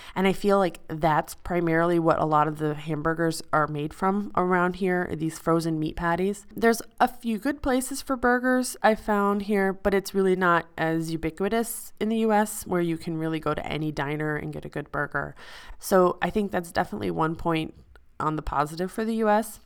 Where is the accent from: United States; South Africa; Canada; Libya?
United States; Midwest; moved away as an adult; now in Switzerland; I'm from the Midwest